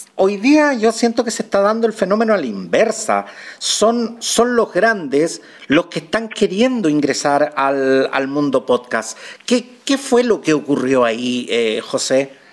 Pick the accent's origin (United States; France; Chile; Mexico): Chile